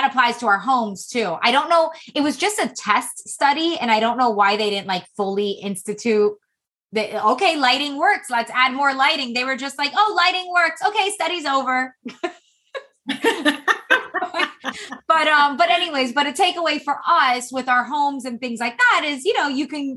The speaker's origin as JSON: {"language": "English", "region": "Florida", "country": "United States", "also_born_or_lived": "Massachusetts", "said": "I'm from Florida"}